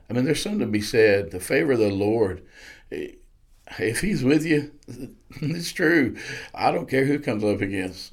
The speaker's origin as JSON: {"language": "English", "town": "Blanchard", "region": "Oklahoma", "country": "United States", "tie": "born or raised there", "said": "I grew up in Blanchard, Oklahoma"}